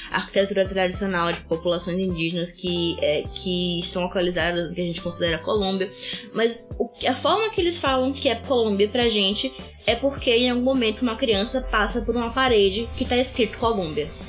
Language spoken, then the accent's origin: Portuguese; Brazil; Eu é sou é do Brasil